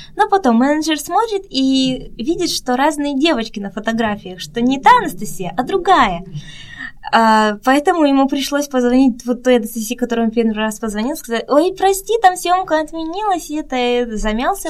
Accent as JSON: {"language": "Russian", "country": "Russia", "also_born_or_lived": "Busan, South Korea", "moved": "as an adult", "lives_now": "South Korea", "said": "я всегда говорю из России, из России"}